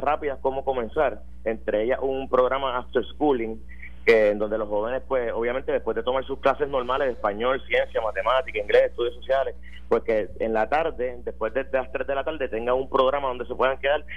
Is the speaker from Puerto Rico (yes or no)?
yes; Puerto Rico; yo soy puertorriqueño